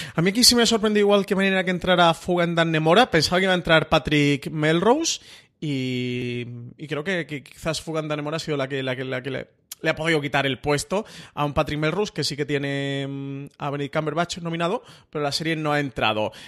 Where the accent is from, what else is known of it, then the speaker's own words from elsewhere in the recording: Málaga, Andalusia, Spain; soy malagueño